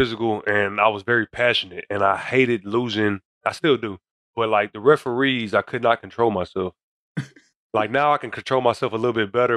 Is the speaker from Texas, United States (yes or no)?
yes; Galveston, Texas, United States; I'm from Galveston, Texas